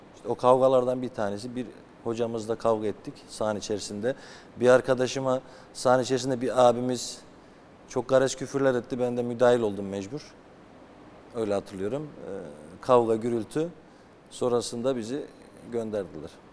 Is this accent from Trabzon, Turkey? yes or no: yes; Trabzon, Turkey; bizim köy Çifte Köprü Köyü.